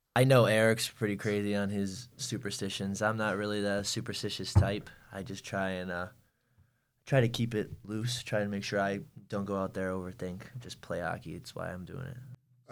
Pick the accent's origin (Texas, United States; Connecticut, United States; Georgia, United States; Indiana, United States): Connecticut, United States; moved away as an adult; now in North Carolina, United States; I'm from Connecticut. I'm not from North Carolina. My dad used to build a rink outside every winter.